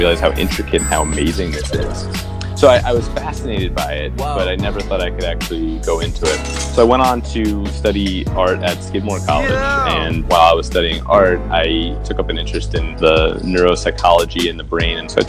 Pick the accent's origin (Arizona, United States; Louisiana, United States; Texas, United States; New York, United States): New York, United States; New York City; moved away as an adult; also born or lived in Philadelphia; I kind of took for granted the fact that I was growing up in this amazing city